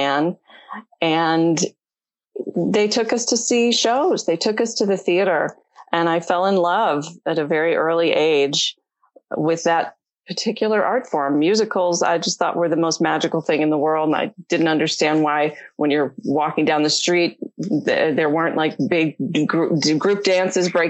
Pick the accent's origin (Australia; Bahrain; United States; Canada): United States; Detroit, Michigan; I grew up in Michigan in the Detroit area